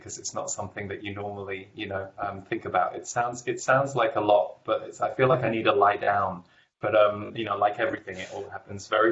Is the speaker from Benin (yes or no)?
no; England, United Kingdom; I grew up in England